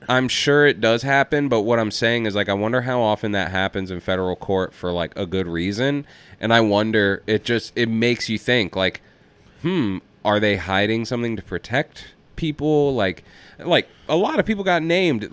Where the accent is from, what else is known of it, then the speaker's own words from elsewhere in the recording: Atlanta, Georgia, United States; I'm from Atlanta